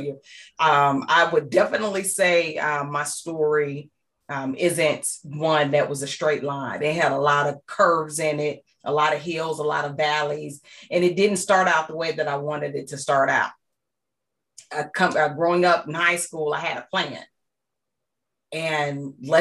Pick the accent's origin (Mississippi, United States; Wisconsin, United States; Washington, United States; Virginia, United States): Mississippi, United States; McComb; I grew up in small town Mississippi. My hometown is called Macomb, Mississippi.